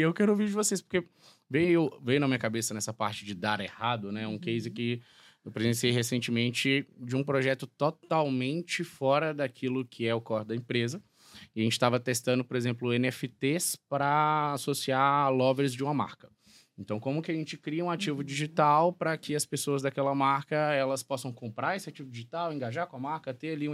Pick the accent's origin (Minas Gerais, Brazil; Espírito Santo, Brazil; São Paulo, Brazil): Minas Gerais, Brazil; Alvinópolis; moved away; also born or lived in João Monlevade; Eu sou do interior de Minas Gerais, nascido em João Molevade, criado em Alvinópolis, uma cidade de 14 mil habitantes